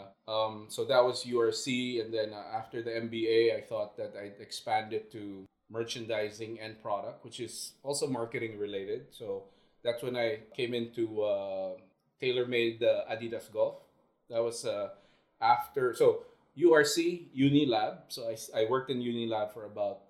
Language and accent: English; Manila, Metro Manila, Philippines; moved away as an adult; also born or lived in China; now in Shanghai, China; back when we were growing up in Manila